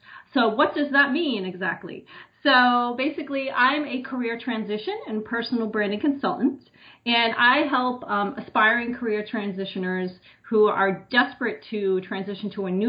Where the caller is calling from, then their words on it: New Jersey, United States; So I'm actually just outside of New York City in New Jersey.